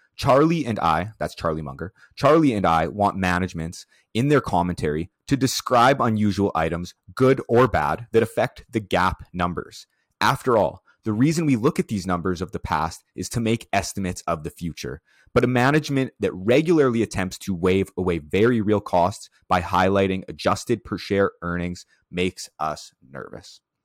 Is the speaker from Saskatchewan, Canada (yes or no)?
yes; Prince Albert, Saskatchewan, Canada; Prince Albert, where is, which is my hometown.